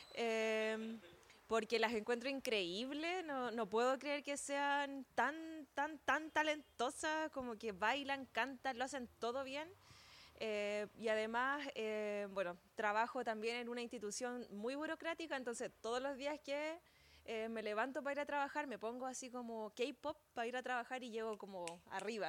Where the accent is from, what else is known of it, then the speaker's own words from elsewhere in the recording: San Felipe, Valparaíso, Chile; Soy de San Felipe específicamente